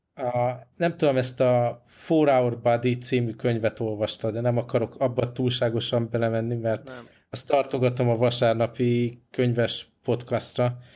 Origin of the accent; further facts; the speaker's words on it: Budapest, Hungary; moved away; még otthon Budapesten én is komolyabban edzettem